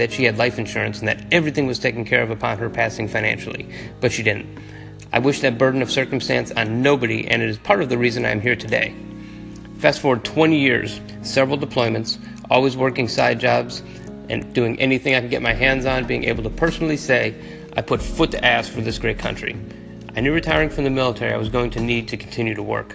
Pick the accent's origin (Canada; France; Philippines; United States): United States; Berwyn, Illinois; I grew up in Berwyn, Illinois, 37th and Ridgeland to be exact